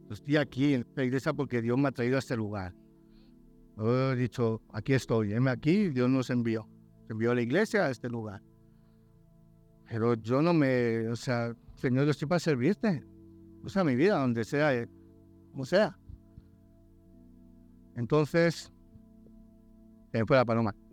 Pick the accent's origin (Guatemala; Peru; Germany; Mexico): Germany; born there; also born or lived in Valladolid, Spain / Barcelona, Spain / Tenerife, Spain / Madrid, Spain; yo nací en el extranjero, en Alemania, pues yo soy pastor alemán.